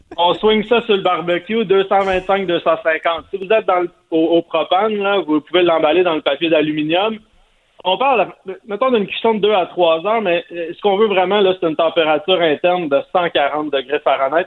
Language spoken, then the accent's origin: French; Sainte-Madeleine, Quebec, Canada; je viens de Sainte-Madeleine, la rive de Montréal